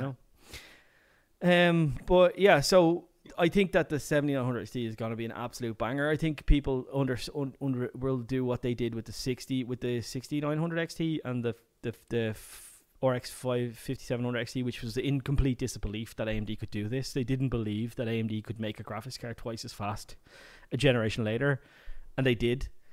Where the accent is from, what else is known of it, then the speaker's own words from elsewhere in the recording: Ireland; I come from Ireland